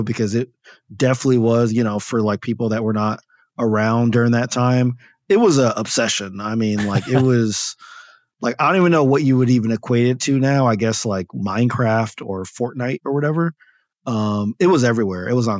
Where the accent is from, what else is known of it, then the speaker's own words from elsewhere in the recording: Paterson, New Jersey, United States; So this was in Northern New Jersey. So I grew up in Paterson, New Jersey, which is about 10 miles from Manhattan.